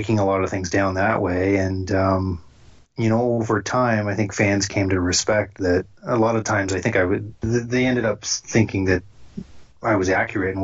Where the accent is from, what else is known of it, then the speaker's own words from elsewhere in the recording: Kamloops, British Columbia, Canada; moved away as an adult; now in Toronto, Canada; it's a place called Kamloops, BC, which is a junior hockey town